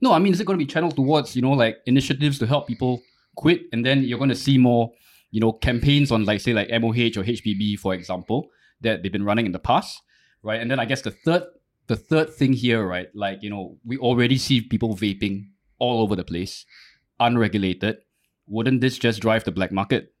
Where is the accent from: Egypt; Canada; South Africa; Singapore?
Singapore; I didn't choose to kind of be born Singaporean.